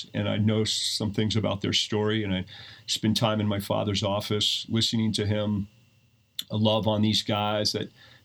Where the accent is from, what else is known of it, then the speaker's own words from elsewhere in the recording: Steamboat Springs, Colorado, United States; I grew up in Steamboat